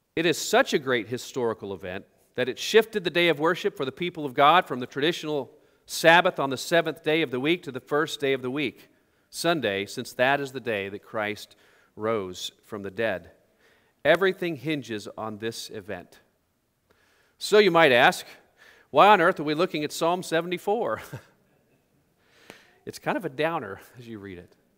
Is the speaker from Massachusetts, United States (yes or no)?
no; Oklahoma, United States; when I grew up in Oklahoma